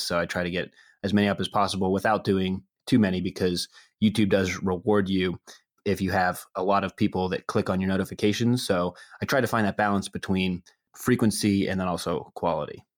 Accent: Pittsburgh, Pennsylvania, United States; I am from Pittsburgh originally

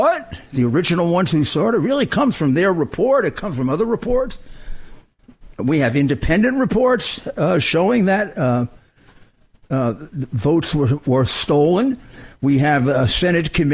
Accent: New York City, New York, United States; I come from Brooklyn

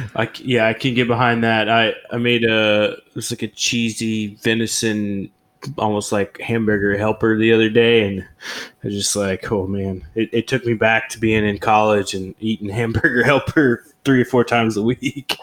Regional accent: Oklahoma, United States; moved away as an adult; I'm originally from Oklahoma, and I, I, moved away from there when I was like 18 years old

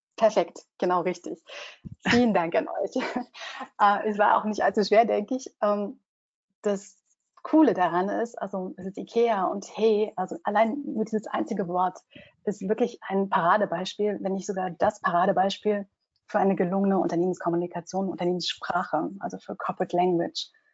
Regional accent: Germany; für mich als Deutsche

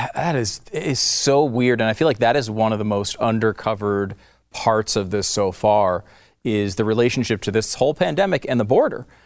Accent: United States; as an American

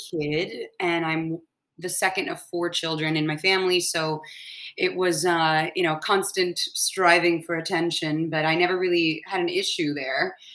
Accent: Atlanta, Georgia, United States; born there; I was born in Atlanta, Georgia, so my whole family we were over there um, for the Olympics.

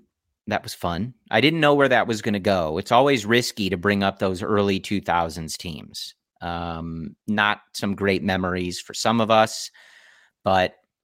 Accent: Chicago, Illinois, United States; growing up in Chicago.

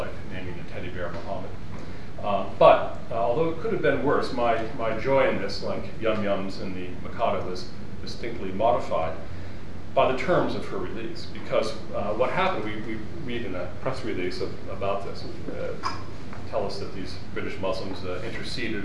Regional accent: Shaker Heights, Ohio, United States; I was born in Shaker Heights

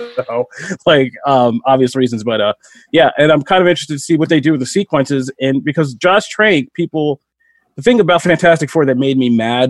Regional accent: outside Philadelphia, Pennsylvania, United States; Funny enough for where I grew up in outside Philadelphia.

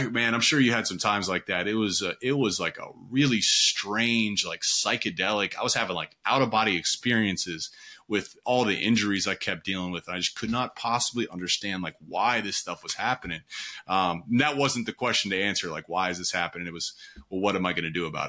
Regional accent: Pickerington, Ohio, United States; I'm from Pickerington, Ohio, on the east side of Columbia

